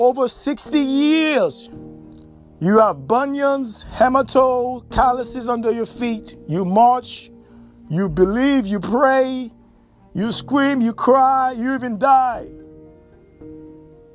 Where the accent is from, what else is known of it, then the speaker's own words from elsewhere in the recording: United States; We, as so-called black, aborigines, copper-colored American